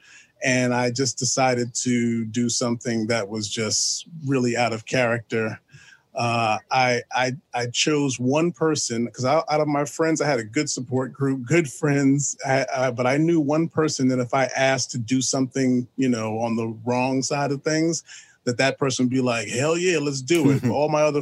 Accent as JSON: {"language": "English", "town": "New York City", "region": "New York", "country": "United States", "said": "I am from New York City. I was born in Manhattan"}